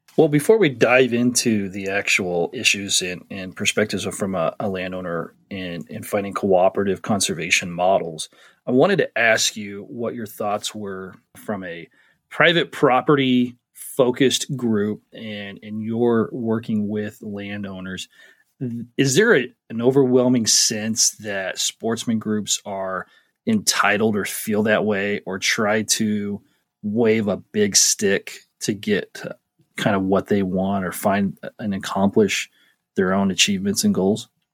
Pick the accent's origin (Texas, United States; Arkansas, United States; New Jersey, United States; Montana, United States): Montana, United States; I'm from Montana